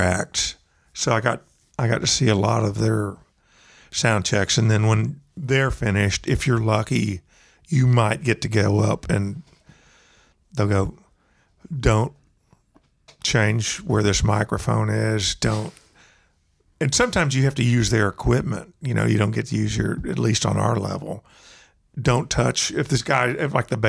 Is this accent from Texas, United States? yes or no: yes; Texas, United States; I'm from Texas